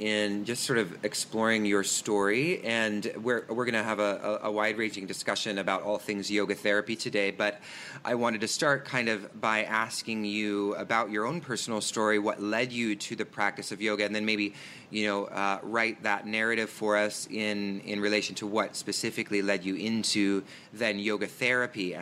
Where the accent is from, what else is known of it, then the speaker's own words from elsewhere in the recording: Washington, United States; now in New York City, United States; Washington State, right? Which is actually my home state